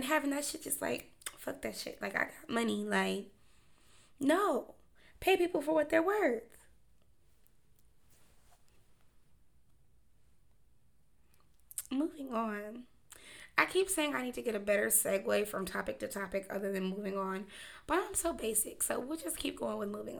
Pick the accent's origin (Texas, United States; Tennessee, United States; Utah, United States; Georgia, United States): Tennessee, United States; Memphis; I'm from Memphis, so News Channel 3